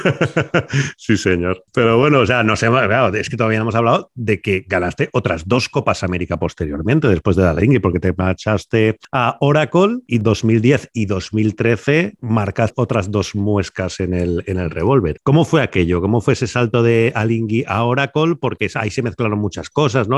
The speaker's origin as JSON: {"language": "Spanish", "town": "Valencia", "region": "Valencian Community", "country": "Spain", "said": "yo soy de aquí de Valencia"}